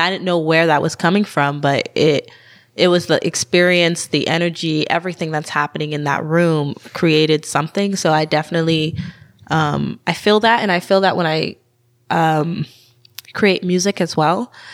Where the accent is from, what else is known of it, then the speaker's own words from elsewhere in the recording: Tucson, Arizona, United States; now in Eugene, United States; I'm from Tucson, Arizona